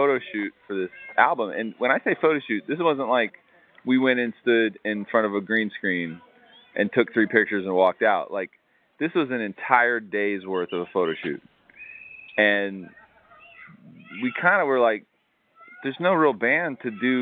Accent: South Florida, United States; I grew up in South Florida, so, like, I grew up around real Jamaicans

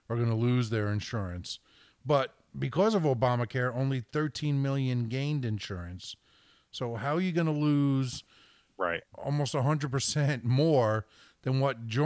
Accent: Bayonne, New Jersey, United States; My hometown of Bayonne, New Jersey

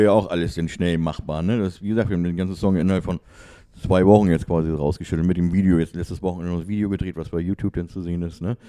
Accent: Hamburg, Germany; also born or lived in Schleswig-Holstein; bin Hamburger, bin in Hamburg geboren, ne? Und einmal Hamburg, immer Hamburg, sagt man ja.

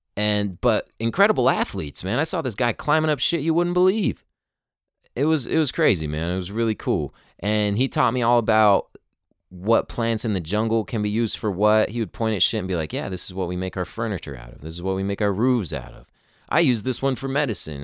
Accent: United States; us people born in America

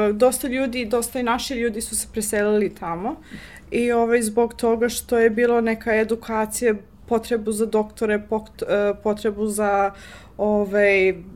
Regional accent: Johannesburg, Gauteng, South Africa; Croatian is a second language; moved away as an adult; now in Serbia; ove, rođena sam u Južnu Afriku, Johannesburg. Hm. E, tamo sam odrasla, šesta generacija u porodici. Moji su pod reklom iz Crnogore

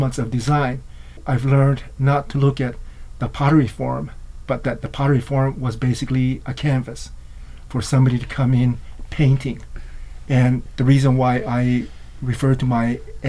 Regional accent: New Mexico, United States; As an Ashwi member from a tribe in New Mexico

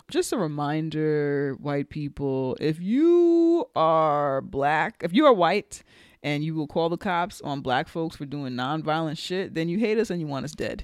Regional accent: New York, United States; I'm speaking as a New Yorker

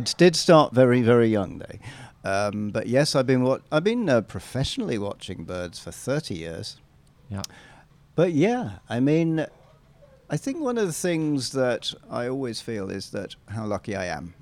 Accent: England, United Kingdom; I'm an Englishman

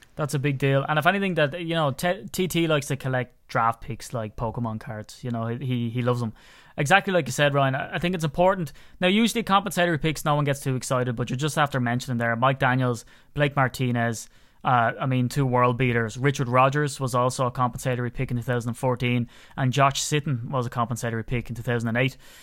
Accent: Ireland; as an Irishman

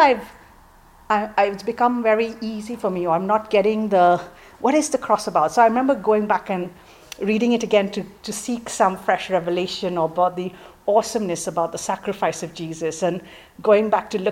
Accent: Mumbai, Maharashtra, India; moved away as an adult; now in England; I grew up in Mumbai, in India

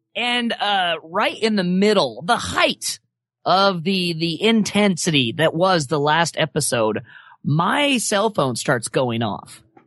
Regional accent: Wyoming, United States; moved away; I grew up in Wyoming

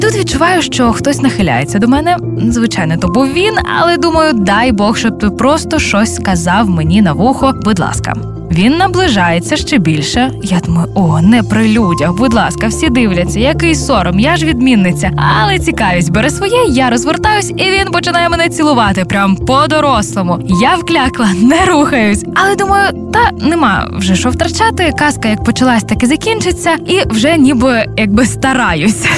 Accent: Zaporizhzhia, Zaporizhzhia Oblast, Ukraine; моє рідне місто Запоріжжя

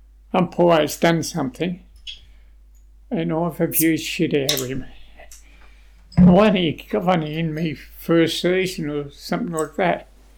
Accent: Queensland, Australia; now in Geelong, Australia; I come from Queensland down to Bowen Heads, Geelong, and in Queensland we always wore a hat.

